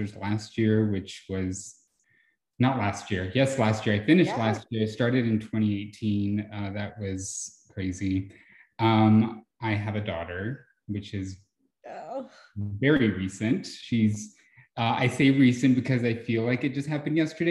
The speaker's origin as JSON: {"language": "English", "town": "Iraan", "region": "Texas", "country": "United States", "tie": "born or raised there", "also_born_or_lived": "Mexico", "lives_now": "San Antonio, United States", "said": "I lived in a very small town in West Texas. It's called Ira Ann."}